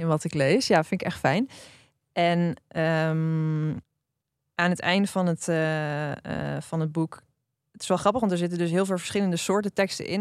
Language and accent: Dutch; Drenthe, Netherlands; ik ben opgegroeid in Drenthe